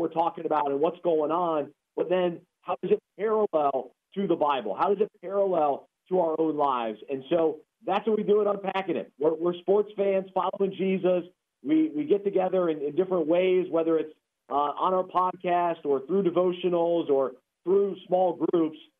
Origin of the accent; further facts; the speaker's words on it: Charlotte, North Carolina, United States; growing up in Charlotte, being a Hornets fan and a Panthers fan and a Duke fan